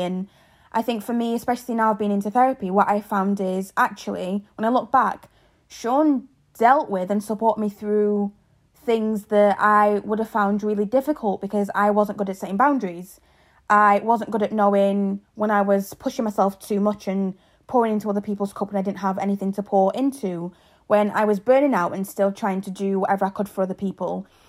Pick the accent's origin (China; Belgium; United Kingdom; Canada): United Kingdom; England; moved away as an adult; also born or lived in Zambia; now in Ireland; I was born in Zambia, grew up in England and now live in Ireland.